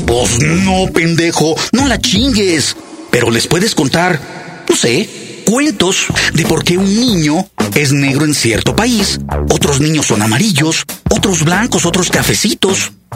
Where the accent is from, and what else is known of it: Mexico